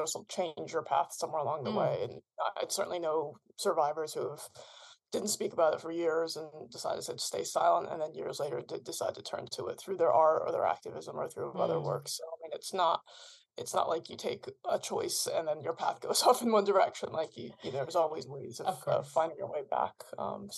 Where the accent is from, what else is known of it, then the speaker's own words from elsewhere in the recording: United States; as you can hear from my voice, I'm American, so I didn't really grow up with a tie to Belfast